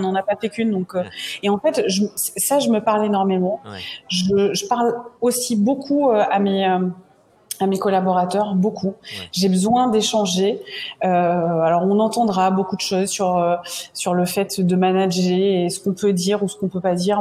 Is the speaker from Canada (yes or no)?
no; Martinique; je suis originaire de la Martinique